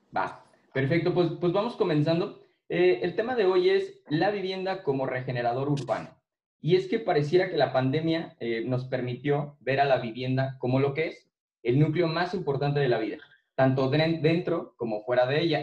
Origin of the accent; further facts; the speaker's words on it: Irapuato, Guanajuato, Mexico; soy, soy de Irapuato